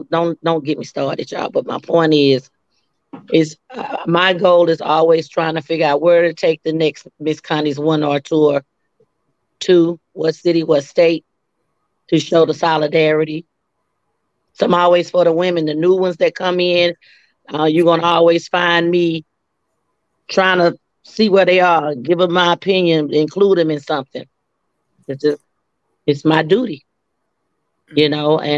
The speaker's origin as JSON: {"language": "English", "town": "Dallas", "region": "Texas", "country": "United States", "also_born_or_lived": "Atlanta, Georgia / DMV (Washington DC area)", "moved": "as an adult", "said": "I hail from Dallas, Texas, originally. I made Atlanta my second home when I was around 18. And then I been in the DMV for a while too."}